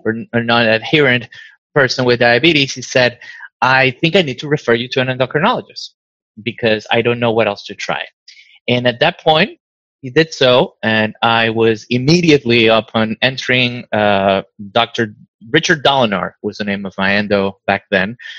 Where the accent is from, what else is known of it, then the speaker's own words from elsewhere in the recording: Caracas, Capital District, Venezuela; moved away as an adult; now in Stockton, United States; I was born in Caracas, and uh, we came to the U.S. in 2000